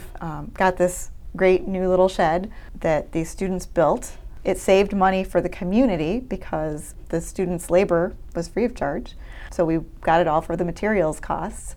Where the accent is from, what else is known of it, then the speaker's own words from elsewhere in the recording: Clarkston, Michigan, United States; I was actually born and raised in Clarkston. This is my hometown